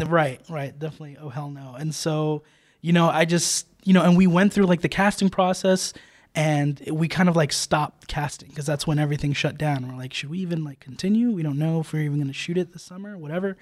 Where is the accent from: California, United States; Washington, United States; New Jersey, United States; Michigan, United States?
New Jersey, United States; also born or lived in New York City; I grew up, um, I grew up in Jersey